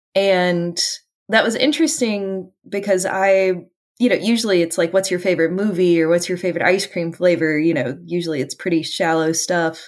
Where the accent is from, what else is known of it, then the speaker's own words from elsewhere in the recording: Appalachia, United States; I'm an Appalachian